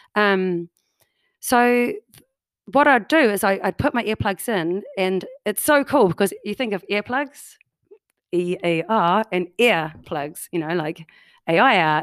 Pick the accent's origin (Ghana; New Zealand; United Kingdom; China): New Zealand; now in Canada; as you can tell by my accent, I do not come from Canada. I'm a New Zealander, oh, New, from New Zealand.